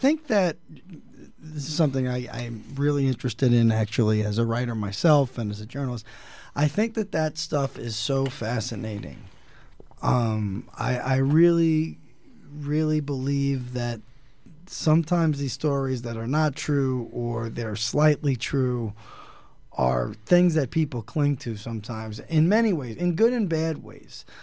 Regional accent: New York City, New York, United States; my own days growing up in the Italian American community in New York City

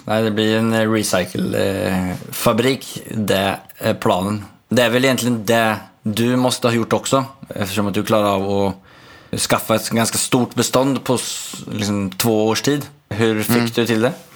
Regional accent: Sweden; now in Norway; jag är svensk

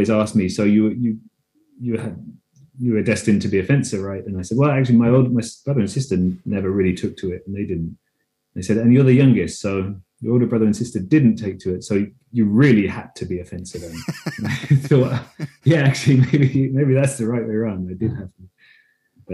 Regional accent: London, United Kingdom; moved away as an adult; now in Denmark; I'm British. Grew up in London

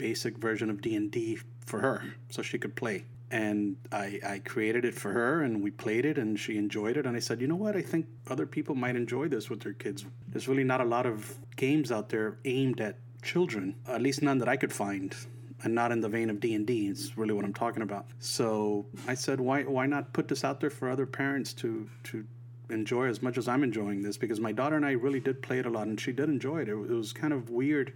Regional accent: Puerto Rico; I grew up in Puerto Rico

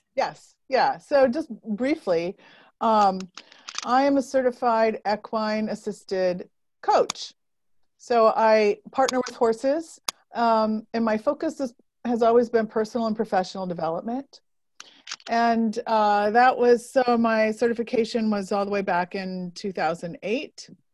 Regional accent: Northern Indiana, United States; moved away; I grew up in Northern Indiana

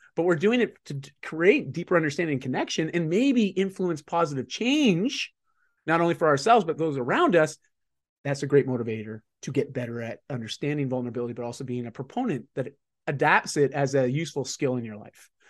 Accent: Canada; I'm just Canadian

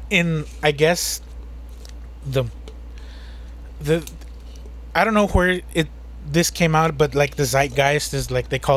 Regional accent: United States; We're American. We don't we don't speak that bullshit.

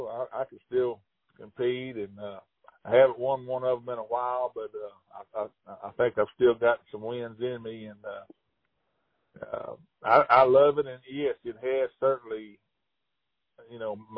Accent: Hot Springs, Arkansas, United States; And I grew up in Hot Springs, and gosh, yeah, I can remember my dad picking me up, you know, at the schoolyard and in grade school, and going straight to the lake

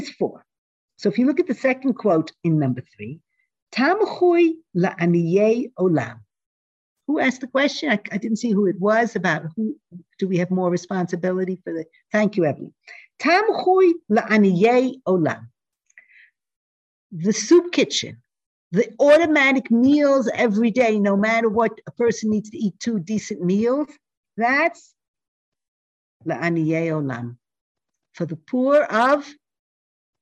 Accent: New York City, New York, United States; I grew up in Manhattan

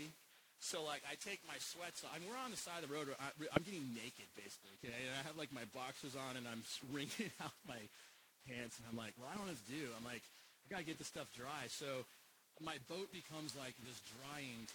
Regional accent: Alaska, United States; moved away; I grew up in Alaska

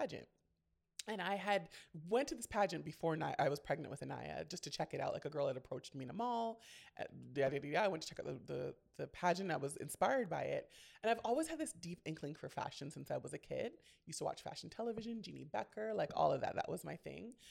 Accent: Ontario, Canada; in Canada, we had something called OAC. So I was the last year round of OAC

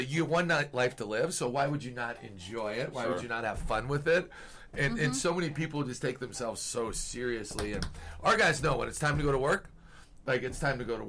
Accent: northern Minnesota, United States; moved away as an adult; also born or lived in North Dakota / South Dakota / Vermillion, South Dakota; now in Logan, United States; I grew up 20 miles from Canada and northern Minnesota

